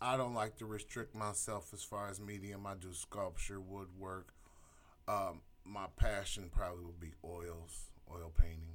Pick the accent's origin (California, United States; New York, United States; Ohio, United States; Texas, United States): Ohio, United States; Elyria; I grew up in Elyria